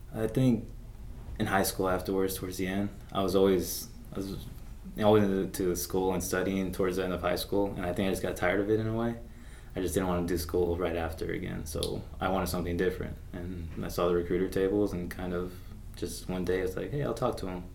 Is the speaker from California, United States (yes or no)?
no; Las Vegas, Nevada, United States; I'm from Vegas, so it's already a mixing pot